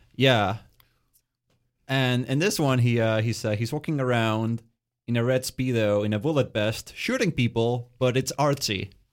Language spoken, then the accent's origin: English; Winnipeg, Manitoba, Canada; also born or lived in Argentina; growing up in Winnipeg, you know, uh, lots of, uh, immigrant families coming, my, myself included